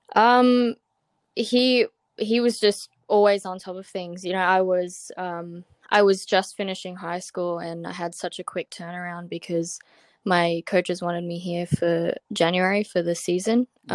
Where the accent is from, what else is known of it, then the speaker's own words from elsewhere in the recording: Brisbane, Queensland, Australia; moved away as an adult; now in California, United States; I'm from Brisbane, um, in Queensland, Australia